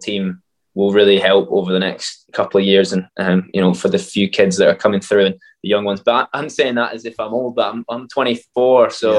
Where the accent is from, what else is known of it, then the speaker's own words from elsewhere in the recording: Alloa, Scotland, United Kingdom; also born or lived in Glasgow; I was born in Glasgow, but I lived in Alloa for a long time